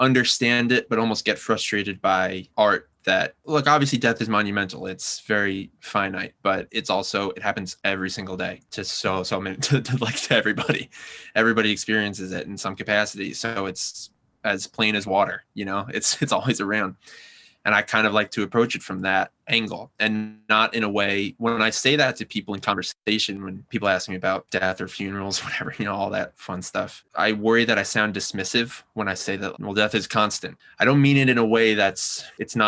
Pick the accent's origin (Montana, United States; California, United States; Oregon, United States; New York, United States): New York, United States; Yonkers; I'm from Westchester, New York, which is a pretty ordinary place